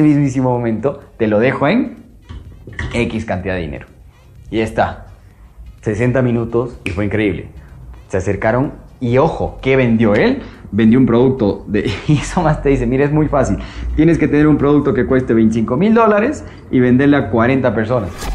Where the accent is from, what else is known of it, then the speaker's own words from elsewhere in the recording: Ambato, Tungurahua, Ecuador; also born or lived in Quito; yo vengo de una hermosísima ciudad llamada Ambato, yo soy de Ecuador, de Quito